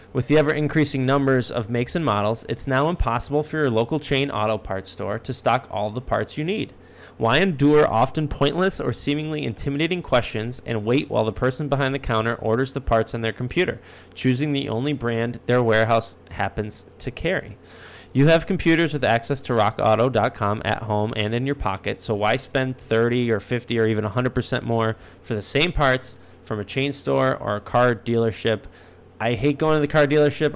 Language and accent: English; Rochester, New York, United States; I grew up in Rochester, New York.